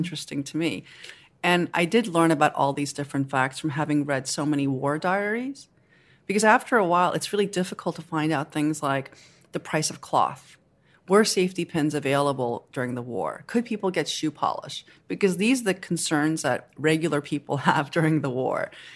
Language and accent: English; Seoul, South Korea; also born or lived in Japan; now in United States; I was born in Seoul